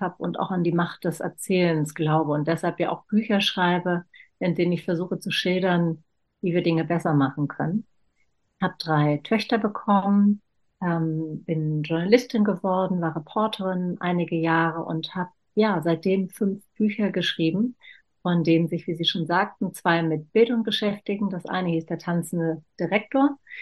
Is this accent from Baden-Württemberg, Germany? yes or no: no; Berlin, Germany; Ich bin in West-Berlin geboren